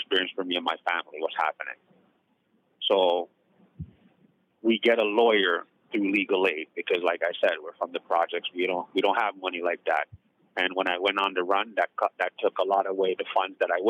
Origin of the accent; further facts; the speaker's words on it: Toronto, Ontario, Canada; also born or lived in Jamaica; I grew up basically in the Jane Foot corridor of Toronto, Canada